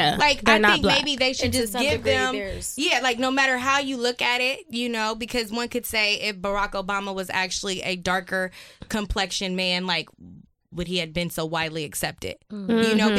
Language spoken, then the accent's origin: English; United States; But I always remember growing up, you know, I'm from West Side, and people would often say, like, wow, …, you talk white